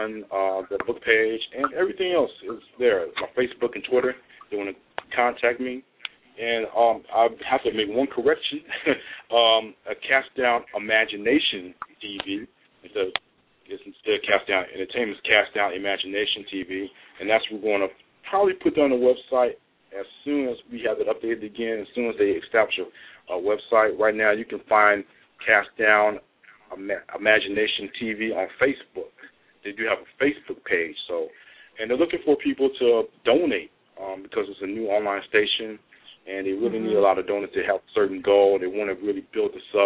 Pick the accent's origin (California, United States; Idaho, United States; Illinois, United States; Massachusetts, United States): California, United States; Los Angeles; growing up in South Central LA in the 1980s